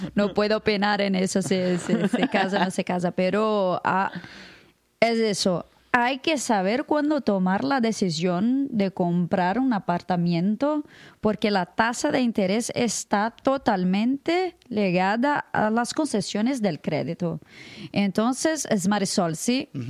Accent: Brazil; Spanish is a second language; soy de Brasil

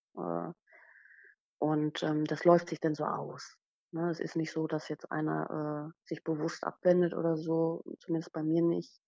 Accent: Rhineland-Palatinate, Germany; moved away as an adult; also born or lived in Sylt; ich bin Pfälzerin von Natur, ich bin ausgewandert

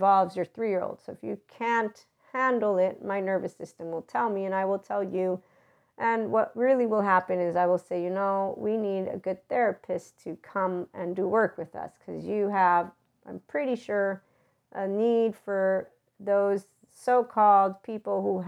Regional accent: Naples, Campania, Italy; moved away; also born or lived in Pozzuoli; living in Pozzuoli, but I'm from Naples

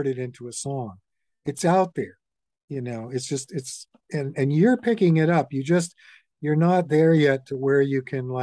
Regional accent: Vermont, United States; now in Woodstock, United States; I'm from Vermont, and I got very involved in politics in Vermont

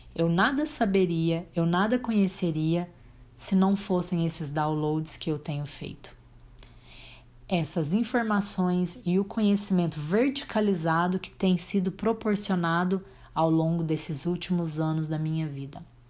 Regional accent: Abadia dos Dourados, Minas Gerais, Brazil; also born or lived in Tupaciguara, Minas Gerais; nunca neguei que eu nasci em Abadia dos Dourados, Minas Gerais, Brasil. Nunca neguei que eu sou brasileira, nunca neguei que eu morasse em Tupaciguara

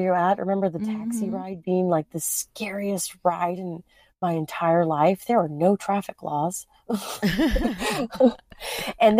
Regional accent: United States; hello, I'm from America.

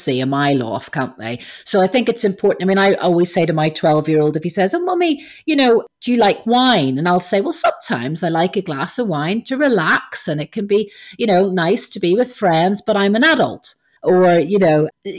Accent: Ireland; growing up in Ireland as a teenager

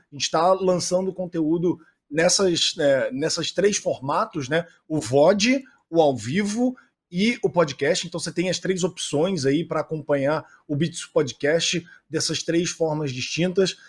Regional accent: Rio de Janeiro, Brazil; moved away as an adult; now in São Paulo, Brazil; Eu, na verdade, eu sou carioca, me mudei para São Paulo faz dois anos aqui

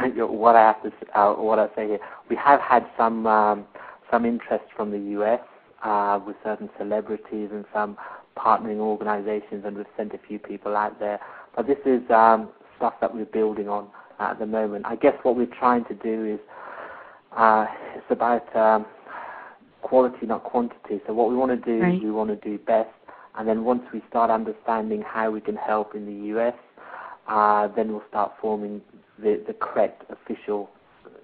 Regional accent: India; now in United Kingdom; I'm in the UK at the moment, I'm an Indian guy in the UK

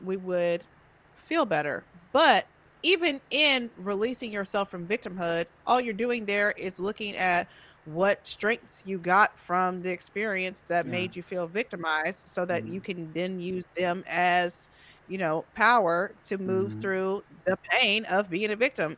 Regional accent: Tomball, Texas, United States; growing up in Tomball

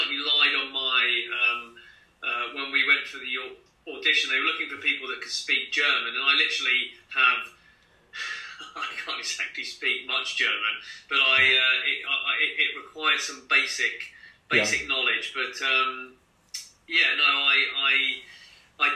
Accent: Cambridge, East of England, United Kingdom; born or raised there; also born or lived in Dundee, Scotland / Foxton

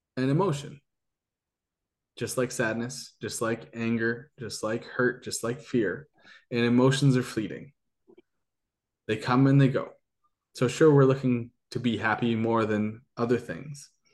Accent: Canada; I'm Canadian

